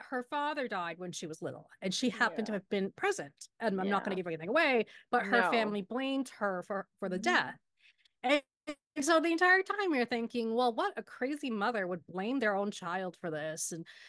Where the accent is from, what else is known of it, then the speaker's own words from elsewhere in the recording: United States; As a Pakistani growing up here, we call ourselves the ABCDs, right? American Born Confused Desi.